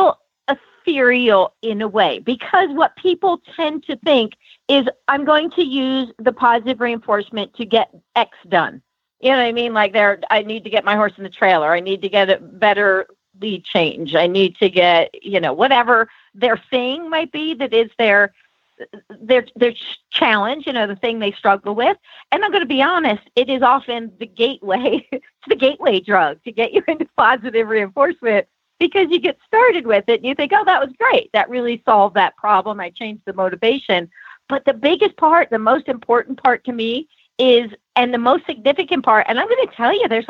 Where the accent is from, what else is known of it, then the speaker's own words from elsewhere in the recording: California, United States; now in Santa Fe, United States; I'm from California. So California, we had a little different type of Mexican food